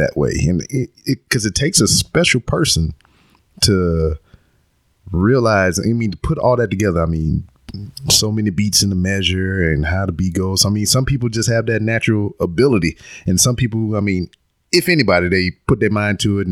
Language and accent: English; Louisiana, United States; I'm from Louisiana, and you know, I'm about 3 hours away from there